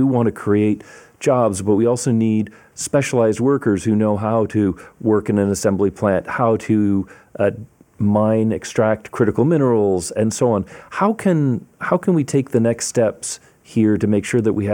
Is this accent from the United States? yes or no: yes; Detroit, Michigan, United States; I grew up in Detroit